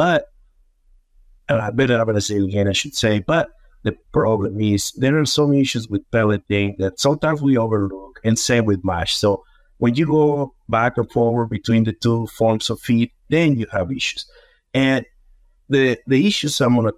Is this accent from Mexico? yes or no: yes; Mexico; moved away as an adult; also born or lived in Yucatan Peninsula, Mexico; now in United States; I was born and raised in Mexico.